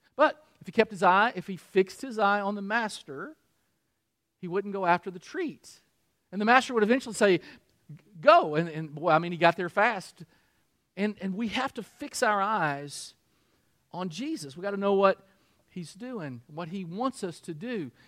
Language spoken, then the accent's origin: English; Harrodsburg, Kentucky, United States; moved away; my hometown, Harrodsburg